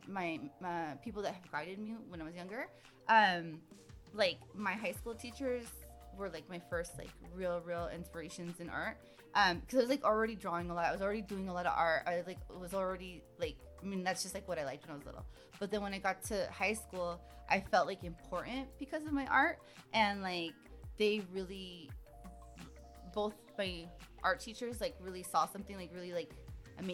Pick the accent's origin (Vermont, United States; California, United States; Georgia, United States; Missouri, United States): California, United States; Bay Area; moved away as an adult; also born or lived in La Jolla, California / Escondido, California / Fairfield, California / Alameda, California; now in Los Angeles, United States; we lived in Escondido till I was 9 and or 8, maybe, I don't know. And then like we moved to the Bay Area then